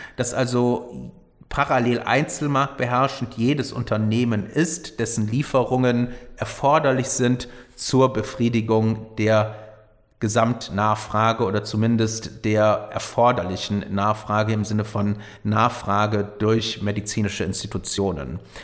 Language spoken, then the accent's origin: German; Rhineland, Germany; hier im Rheinland